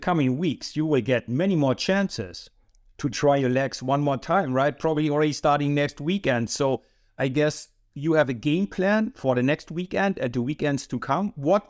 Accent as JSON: {"language": "English", "region": "East Germany", "country": "Germany", "said": "Me, I'm from East Germany, so I remembered I was just 18."}